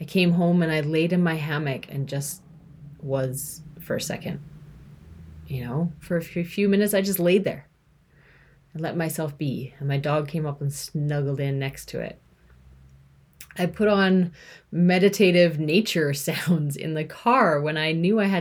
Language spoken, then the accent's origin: English; Canada; I'm from Canada, you know, a white female